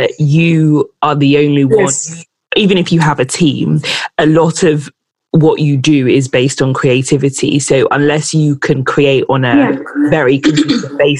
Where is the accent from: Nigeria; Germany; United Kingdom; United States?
Nigeria; particularly as a Nigerian